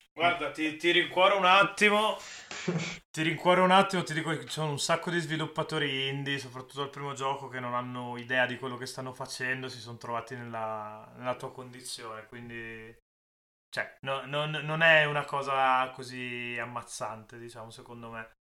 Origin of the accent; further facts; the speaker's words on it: Milan, Lombardy, Italy; sono milanese